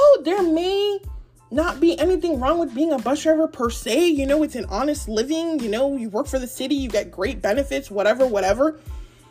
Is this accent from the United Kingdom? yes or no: no; Nigeria; I'm Nigerian